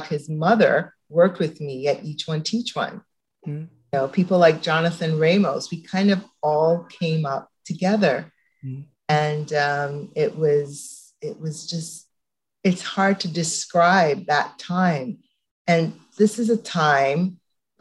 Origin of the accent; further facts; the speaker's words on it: Toronto, Ontario, Canada; I grew up in the Don Mills area.